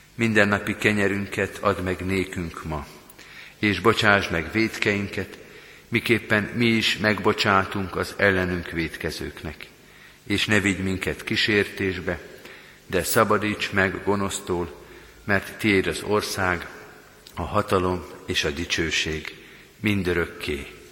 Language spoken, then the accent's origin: Hungarian; Hungary; mi magyarként